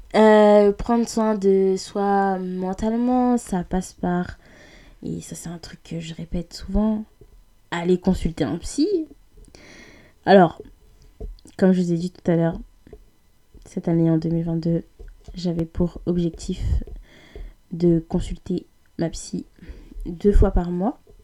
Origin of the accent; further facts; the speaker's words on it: France; on est français, mais oubliez pas, on est africain. On n'oubliez pas, on est congolais, oubliez pas, on est issu d'un pays africain